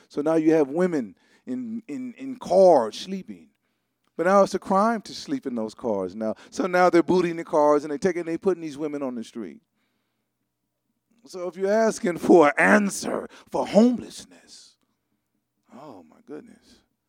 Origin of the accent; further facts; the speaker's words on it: Los Angeles, California, United States; I was raised in Crenshaw. That's where I hang out at.